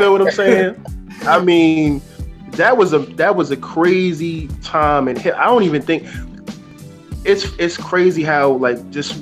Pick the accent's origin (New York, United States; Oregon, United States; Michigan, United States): New York, United States; New York City; originally I'm from Staten Island, New York